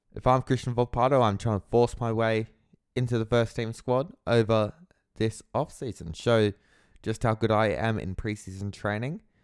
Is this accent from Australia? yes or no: yes; Australia; me as an Australian football fan